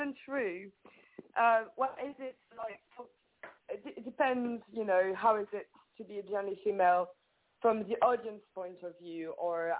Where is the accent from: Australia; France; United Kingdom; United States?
France; accent: French; English is a second language; moved away as an adult; I am French. I grew up in France. Yeah, I was born in France